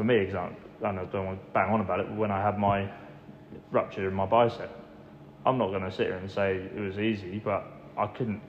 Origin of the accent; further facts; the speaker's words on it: Great Hockham, East of England, United Kingdom; also born or lived in Johannesburg, South Africa; I've grown up around the area, yeah. Yeah, I grew up in Great Hartham, which is near Wrentham